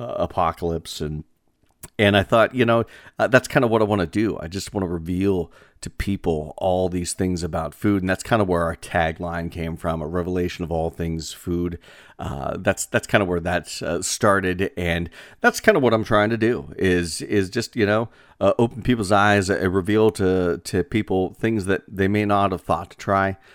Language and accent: English; northwestern Pennsylvania, United States; northwestern Pennsylvania could be, uh, considered my hometown because, uh, my home region